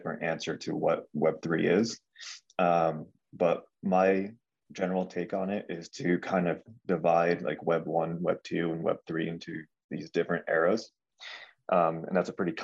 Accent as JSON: {"language": "English", "region": "Connecticut", "country": "United States", "tie": "born or raised there", "also_born_or_lived": "California", "said": "I have lived in Connecticut basically my entire life, aside from 2 years I spent going to school in California."}